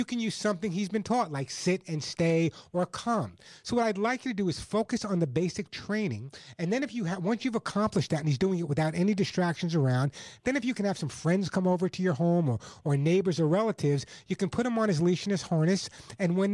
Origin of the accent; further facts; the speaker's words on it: Oceanside, New York, United States; moved away; I grew up on Long Island and Oceanside